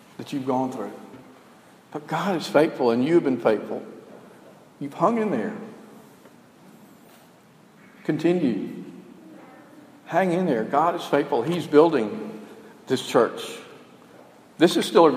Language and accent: English; Alabama, United States; we were educated in the South and I don't think our maps really went that far in Alabama